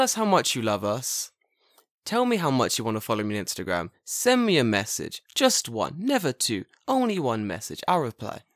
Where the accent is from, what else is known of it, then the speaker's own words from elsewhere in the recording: England, United Kingdom; now in Japan; I'm from England